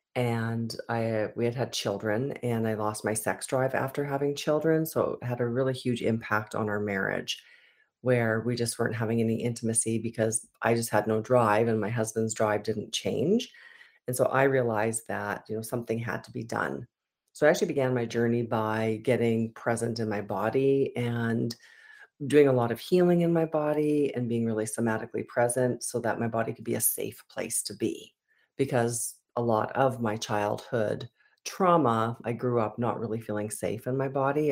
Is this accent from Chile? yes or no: no; Edmonton, Alberta, Canada; I was born in Edmonton, Alberta